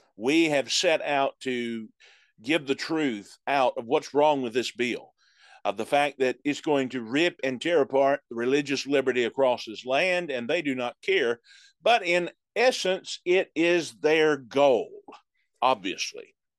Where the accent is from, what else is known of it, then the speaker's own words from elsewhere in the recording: United States; as an American